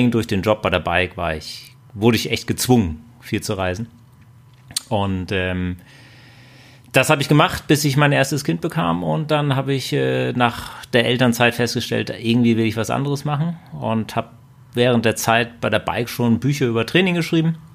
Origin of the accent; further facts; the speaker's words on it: Husum, Schleswig-Holstein, Germany; ich komme nicht aus Bayern, sondern aus Husum und da blieb relativ wenig übrig, was man so an Sport machen kann.